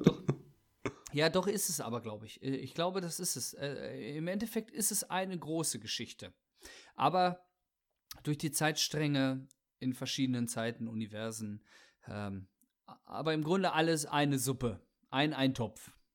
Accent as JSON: {"language": "German", "country": "Germany", "said": "Wir sind halt Deutsche"}